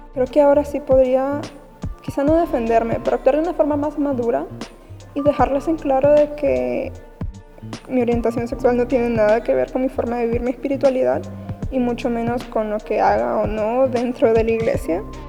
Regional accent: Honduras; tengo 18 años y soy de Honduras y he asistido a la misma iglesia desde muy chiquita

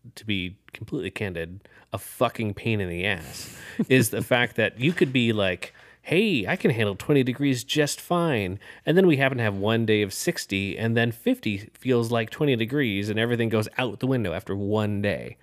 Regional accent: Urbandale, Iowa, United States; I grew up in Urbandale

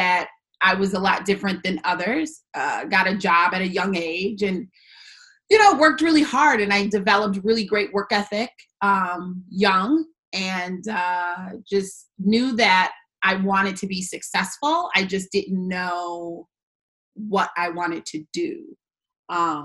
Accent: West Bloomfield, Michigan, United States; I am from West Bloomfield, Michigan, born and raised

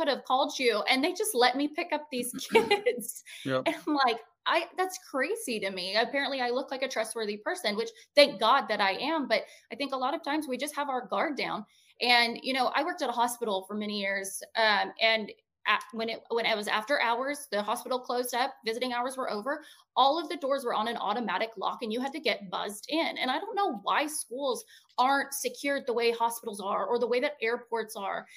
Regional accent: Montana, United States; I grew up in Montana. I grew up on an Indian reservation.

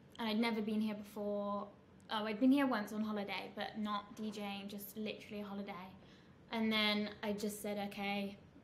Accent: Worcester, West Midlands, United Kingdom; moved away as an adult; now in Dubai, United Arab Emirates; I'm from the Midlands in the UK, a little town called Worcester, just outside of Birmingham.

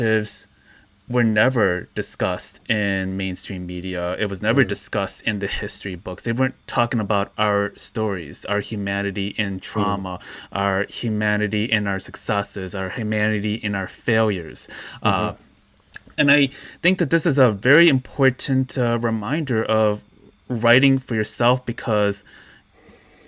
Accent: Westmont, Illinois, United States; I grew up outside of Chicago. I grew up in Westmont, which is a blue-collar city or blue-collar town

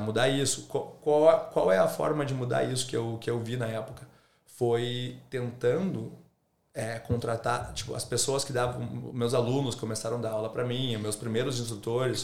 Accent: Rio Grande do Sul, Brazil; moved away as an adult; now in Australia; Eu sou brasileiro.

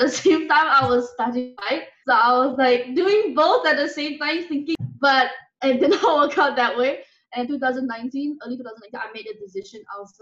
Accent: Kuala Lumpur, Malaysia; also born or lived in Penang, Malaysia; I grew up in Malaysia. I was born in Penang, a different state in Malaysia, and then I grew up mostly in the city in Kuala Lumpur

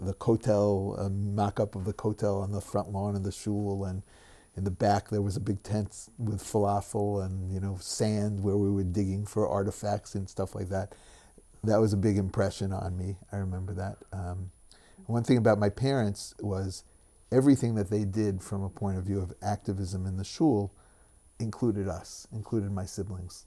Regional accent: Great Neck, New York, United States; moved away as an adult; also born or lived in Douglaston, Queens, New York / Brooklyn / Boca Raton; now in Israel; we moved to Great Neck when I was, uh, five years old

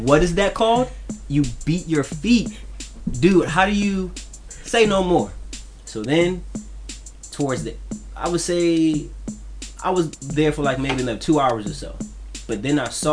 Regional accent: New York City, New York, United States; now in Washington, D.C., United States; I'm originally from Brooklyn, New York

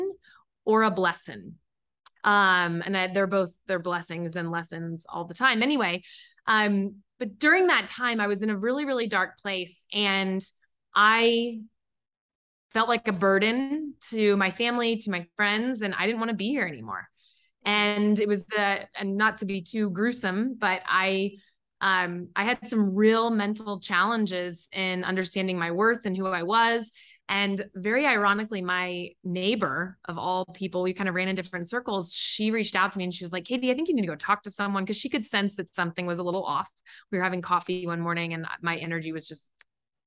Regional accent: Kansas City, Missouri, United States; I'm originally from Kansas City. So … from KC.

